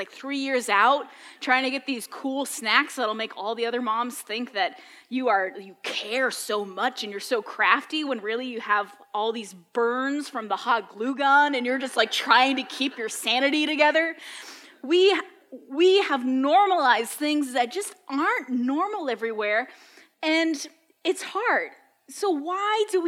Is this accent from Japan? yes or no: no; New England, United States; as a kid growing up in New England, you brought a very specific sandwich to school